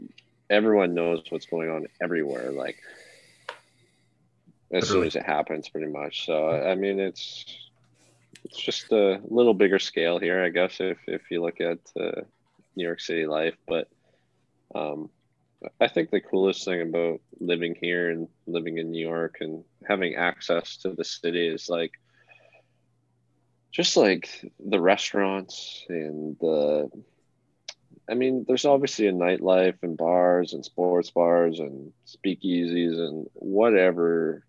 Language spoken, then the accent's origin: English; Dauphin, Manitoba, Canada; born there; I was born in the Dauphin Hospital.